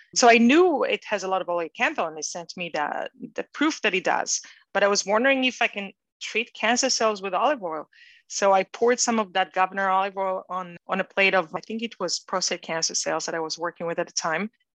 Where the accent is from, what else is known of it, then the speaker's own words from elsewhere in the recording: Israel; moved away as an adult; also born or lived in New York; I grew up in Israel and I went to the Israeli army